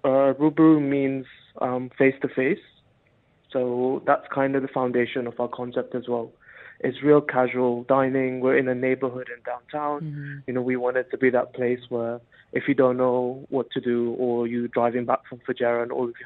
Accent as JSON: {"language": "English", "town": "Mombasa", "region": "Mombasa County", "country": "Kenya", "tie": "born or raised there", "lives_now": "Dubai, United Arab Emirates", "said": "So growing up, I mean, we grew up in a very North Indian Punjabi family. So we ate mainly North Indian food."}